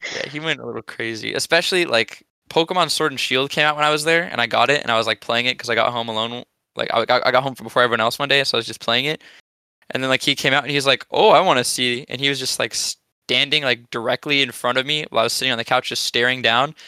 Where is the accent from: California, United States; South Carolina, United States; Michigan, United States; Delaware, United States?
California, United States; also born or lived in Japan; I'm not even from Canada. Actually, I'm from California